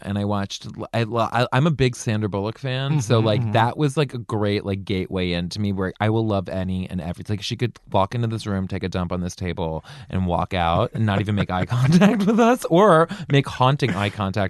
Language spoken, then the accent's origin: English; just north of Baltimore, Maryland, United States; I grew up just north of Baltimore.